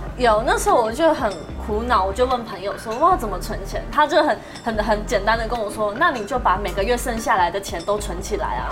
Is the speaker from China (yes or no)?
no; Taoyuan, Taiwan; 我是桃园人，我来那时候来台北比赛